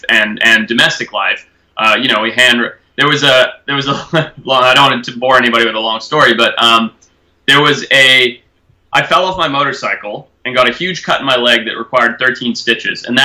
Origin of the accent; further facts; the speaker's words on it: Zimbabwe; moved away; also born or lived in California; growing up in Zimbabwe, having family that owned safari businesses and being constantly on safari and living on a farm